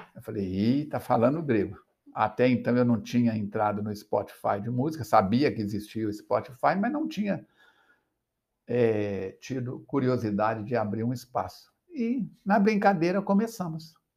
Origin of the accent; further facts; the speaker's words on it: Astolfo Dutra, Minas Gerais, Brazil; moved away as an adult; also born or lived in São Paulo / Rio de Janeiro; now in Juiz de Fora, Brazil; Eu nasci em Astolfo Dutra